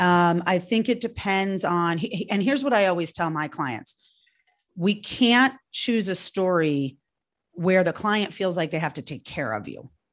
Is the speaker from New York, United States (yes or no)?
yes; New York, United States; moved away; I, I'm from New York originally